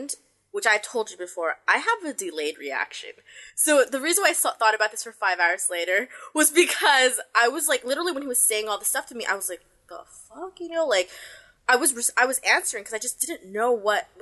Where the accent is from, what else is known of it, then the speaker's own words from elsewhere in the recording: United States; now in Hong Kong; I'm from America.